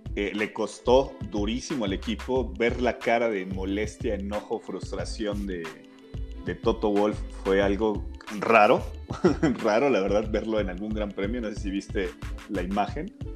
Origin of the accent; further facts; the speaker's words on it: Mexico; nos caracterizamos los mexicanos